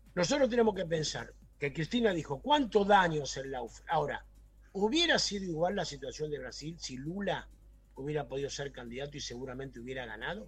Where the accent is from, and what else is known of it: Argentina